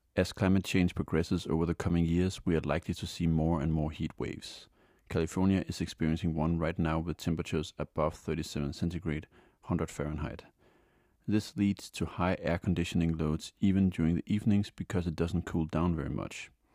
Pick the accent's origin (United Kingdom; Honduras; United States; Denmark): Denmark; Denmark, my home country